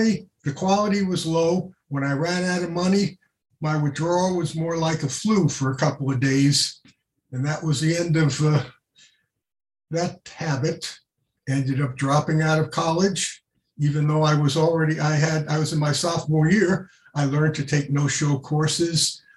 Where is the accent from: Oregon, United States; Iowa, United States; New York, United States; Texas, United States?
New York, United States; New York City; I grew up in New York City